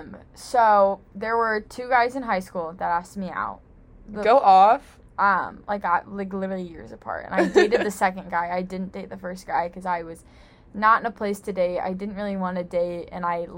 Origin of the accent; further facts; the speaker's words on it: Central Illinois, United States; I'm from Central Illinois